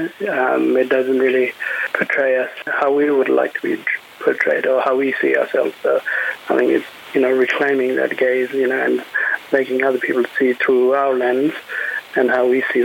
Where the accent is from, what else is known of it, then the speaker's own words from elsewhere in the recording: Kimberley, Western Australia, Australia; growing up in Kimberley